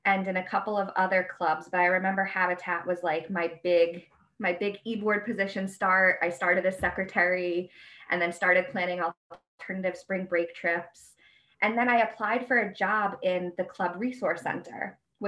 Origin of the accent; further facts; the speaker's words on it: Albany, New York, United States; moved away as an adult; also born or lived in Bowling Green, Ohio; I'm from the Albany area.